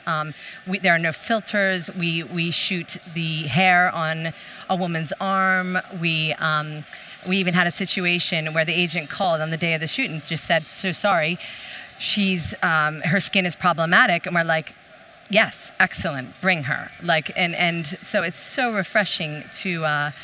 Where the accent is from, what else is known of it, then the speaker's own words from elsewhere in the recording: United States; moved away as an adult; now in Sweden; being American and coming to Sweden